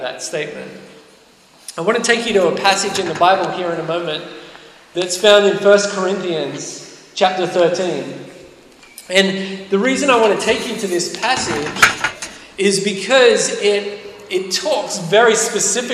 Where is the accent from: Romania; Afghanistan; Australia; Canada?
Australia; moved away; I'm from Australia.